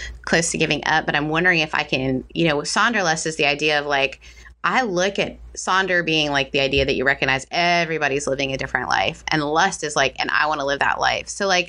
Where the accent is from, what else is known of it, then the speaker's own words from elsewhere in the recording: Canada; I grew up in Canada, so that's outside, mm-hmm. in some ways is outside of the church